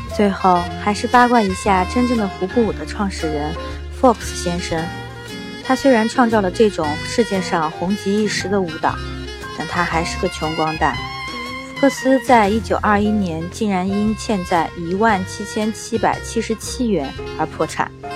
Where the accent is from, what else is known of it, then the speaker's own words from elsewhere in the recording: China; 胡步舞其实只是我们中国人的音译而已